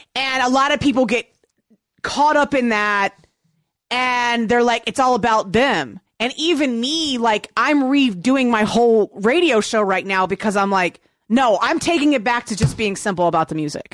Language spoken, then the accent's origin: English; Virginia, United States; I grew up in Virginia and I listened to hip hop.